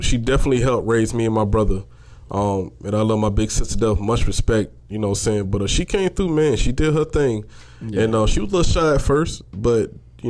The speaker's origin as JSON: {"language": "English", "town": "St. Simons Island", "region": "Georgia", "country": "United States", "tie": "born or raised there", "said": "we was raised on St. Simon's Island mm-hmm. down in Bronson, Georgia"}